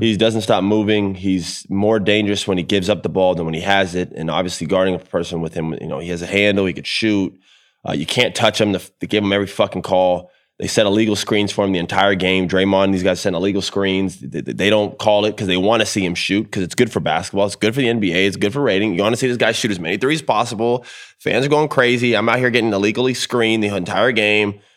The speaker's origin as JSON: {"language": "English", "town": "Orlando", "region": "Florida", "country": "United States", "said": "I'm from Orlando, too."}